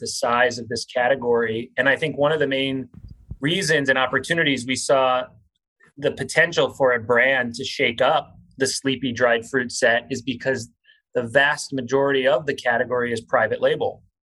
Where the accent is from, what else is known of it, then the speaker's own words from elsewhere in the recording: South Florida, United States; I grew up in South Florida